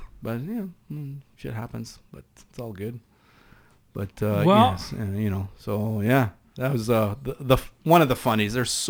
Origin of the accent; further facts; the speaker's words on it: East Coast, Canada; accent: East Coast; pardon my East Coast accent